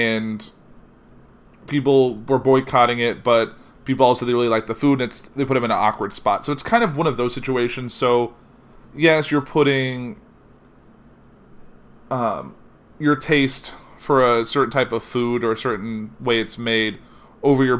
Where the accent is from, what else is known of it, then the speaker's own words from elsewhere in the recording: Danville, Illinois, United States; I grew up in Danville